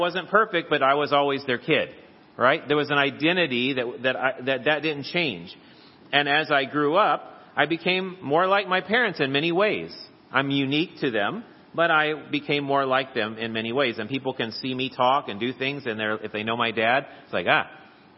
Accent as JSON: {"language": "English", "country": "United States", "said": "the passport proves that I am a citizen of the United States of America"}